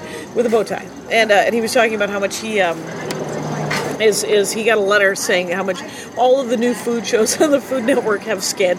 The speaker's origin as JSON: {"language": "English", "region": "Wisconsin", "country": "United States", "said": "he said, where are you from? And I said, Wisconsin"}